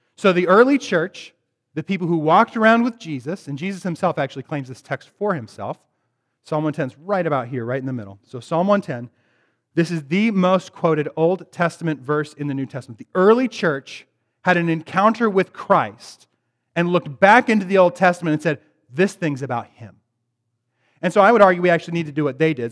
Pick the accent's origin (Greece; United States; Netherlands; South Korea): United States; Bellingham, Washington; moved away; I'm from Bellingham originally.